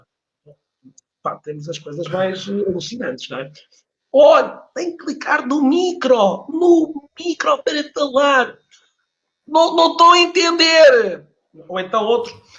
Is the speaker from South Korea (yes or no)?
no; Porto, Norte, Portugal; eu nasci no Porto, nasci no Porto